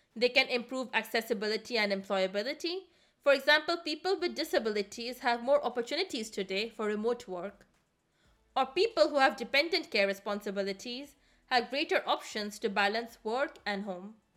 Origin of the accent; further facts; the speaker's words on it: India; now in Germany; I come from India, and I currently work in the management consulting sector based out of Germany